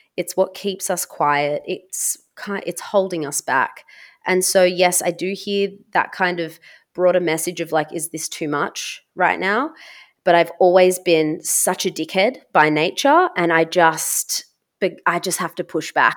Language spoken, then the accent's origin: English; Australia; being Serbian Australian, I am not white myself. I have been raised biculturally